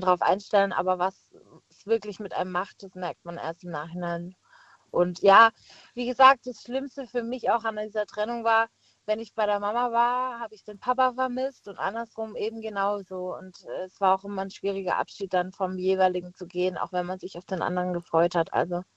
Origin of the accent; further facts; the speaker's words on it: Pforzheim, Baden-Württemberg, Germany; moved away as an adult; now in Heidelberg, Germany; ich komme äh, gebürtig aus Pforzheim und wohne jetzt eben in Heidelberg